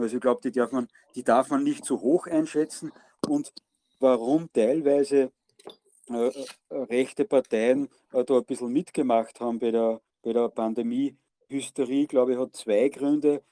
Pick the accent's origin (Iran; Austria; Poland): Austria; bei uns in Österreich